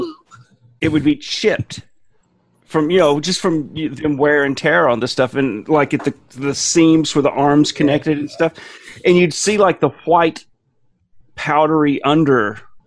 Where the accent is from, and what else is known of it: Blount County, Alabama, United States; born or raised there; moved away